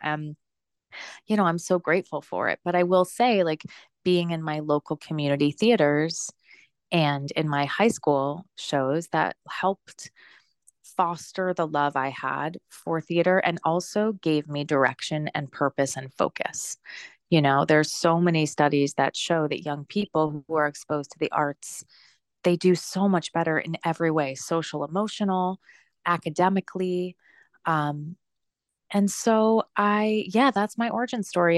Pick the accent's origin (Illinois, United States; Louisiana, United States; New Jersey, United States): New Jersey, United States; also born or lived in New York City; I grew up in actually a very small, like, rural town in New Jersey.